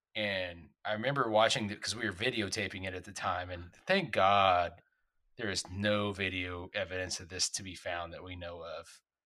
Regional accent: Texas, United States; when I was growing up in Texas

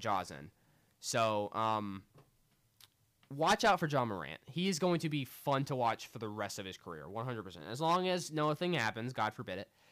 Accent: United States; I'm an American

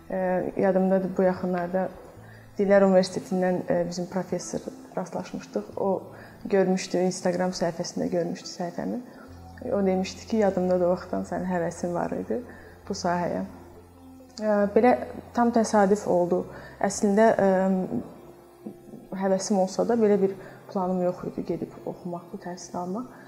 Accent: Baku, Azerbaijan; also born or lived in Zardab / Florence, Italy; Zərdəb şəhərində doğulmuşam. Bakıda böyümüşəm.

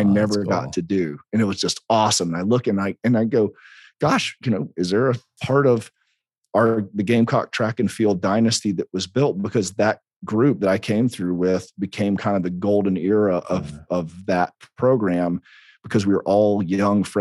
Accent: South Carolina, United States; we're in South Carolina

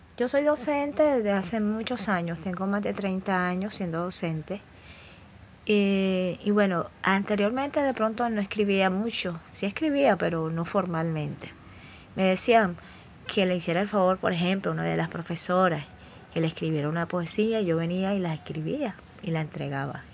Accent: Cartagena, Bolívar, Colombia; Yo nací en Cartagena de Indias

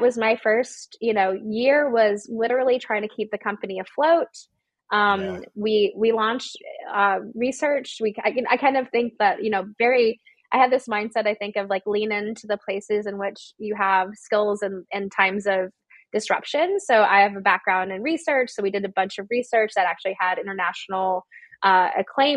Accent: Georgia, United States; I'm from Georgia as well.

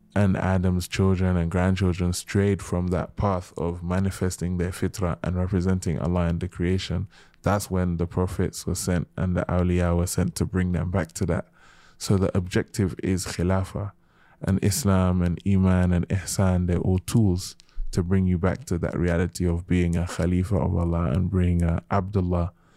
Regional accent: United Kingdom; also born or lived in Gambia / Nigeria / Senegal; being British, being Muslim, being African, being Gambian, being Nigerian, being Senegalese

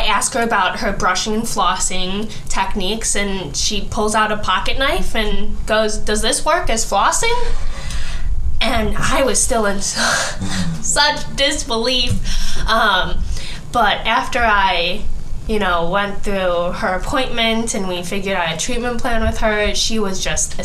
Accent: Bartlett, United States; where I grew up in Bartlett, it's a very, like, suburban area

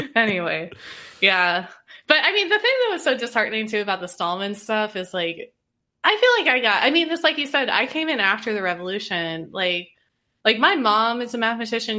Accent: Indiana, United States; growing up in Indiana

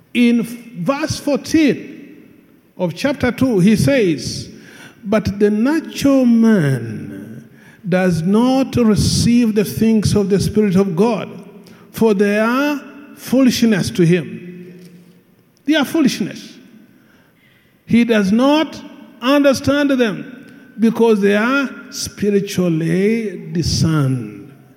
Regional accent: Hoima, Western Region, Uganda; I come from Hoima

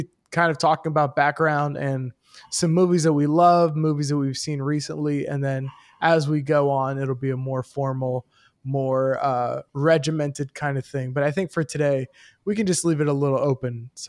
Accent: Melbourne, Florida, United States; now in Connecticut, United States; Ironic because we're from Melbourne, Florida.

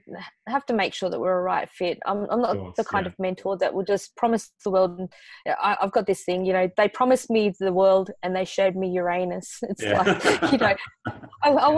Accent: Australia; And I'm Australian

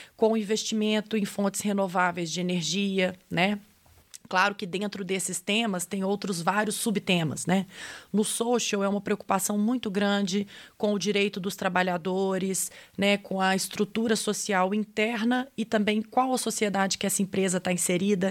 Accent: Brazil; accent: sugared Portuguese (Brazilian Portuguese); o meu português um pouco açucarado

